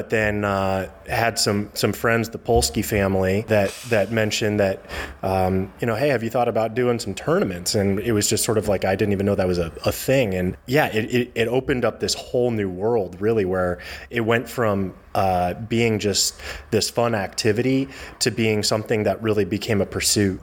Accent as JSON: {"language": "English", "town": "Eugene", "region": "Oregon", "country": "United States", "tie": "born or raised there", "also_born_or_lived": "Chicago area, Illinois", "lives_now": "Portland, United States"}